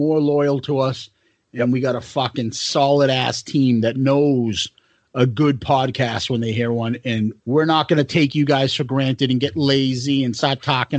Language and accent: English; Boston, Massachusetts, United States; we're from Boston